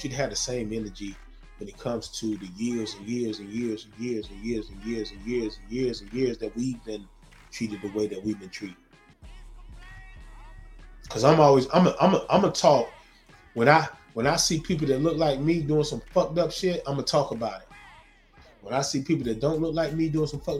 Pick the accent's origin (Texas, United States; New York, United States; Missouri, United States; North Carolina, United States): North Carolina, United States; Zebulon; I'm from Zebulon, Z-Town, North Carolina